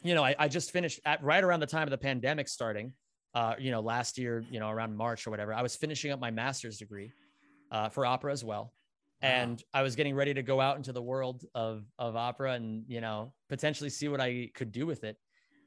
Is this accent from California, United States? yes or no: no; Pennsylvania, United States; I grew up in Backwoods, Pennsylvania, Northeastern PA, like 45 minutes out from Scranton.